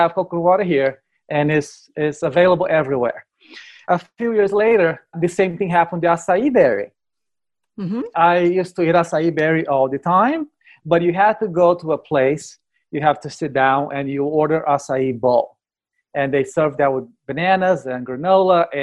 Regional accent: Brazil; now in United States; I am from Brazil

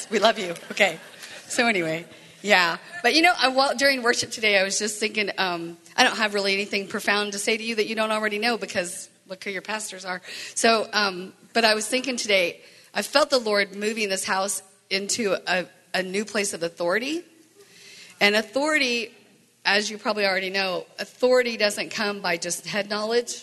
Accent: the Bible Belt, United States; moved away; I grew up in the Bible Belt

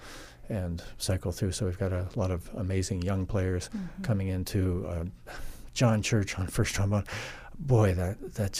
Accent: East Coast, United States; now in Spokane, United States; I grew up on the East Coast, and there was a huge mix of cultures and everything already.

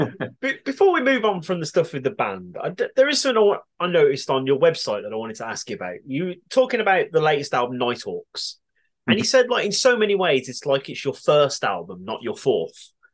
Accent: England, United Kingdom; us as English people

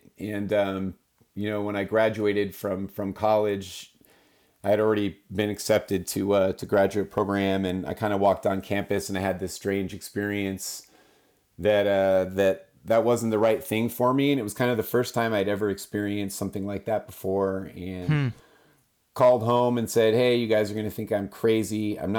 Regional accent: Pacific Northwest, United States; born there; I was born in the Pacific Northwest as a kid, kind of traveled around a lot. Our family moved around with my dad's jobs

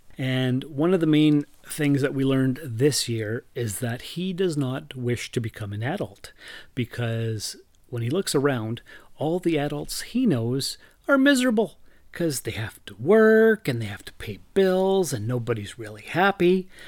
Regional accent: Sault Ste. Marie, Ontario, Canada; moved away; also born or lived in Timmins; I moved from Timmins back to my hometown of Sault Ste. Marie at the beginning of April

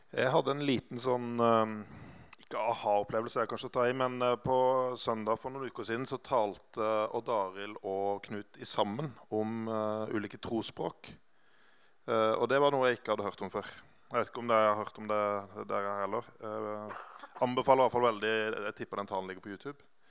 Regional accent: Grimstad, Agder, Norway; also born or lived in Oslo; Og jeg vokste opp i Grimstad, i Betania, som er det hoppbakken med McDonald's

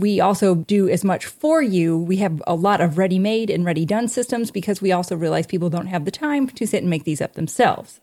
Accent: Indiana, United States; we're from Indiana

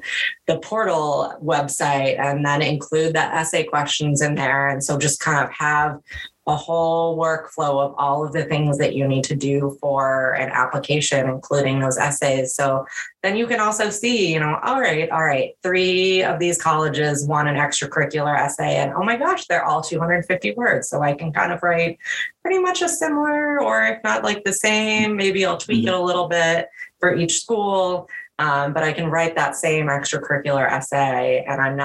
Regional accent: Netherlands; moved away; I grew up in the Netherlands

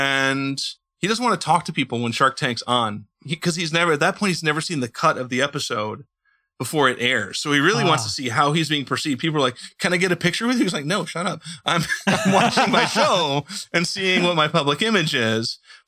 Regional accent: Indiana, United States; born there; my wife, because she knows I was born in Indiana and she knows I like football, she decided to send me to the Super Bowl that year.

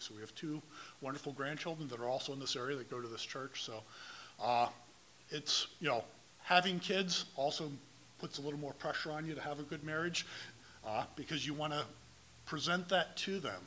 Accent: Dallas, Texas, United States; I was born and raised here in Dallas, lived here basically my whole life

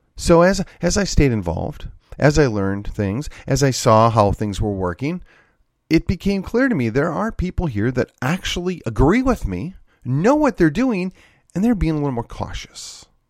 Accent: Wisconsin, United States; moved away as an adult; now in Texas, United States; back in my home state of Wisconsin

